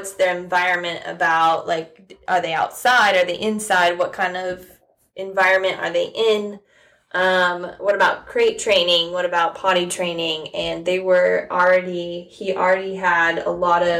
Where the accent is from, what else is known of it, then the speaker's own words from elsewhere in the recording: Illinois, United States; moved away as an adult; now in Nashville, United States; We drove 7 hours to Illinois, my hometown, at 9 weeks old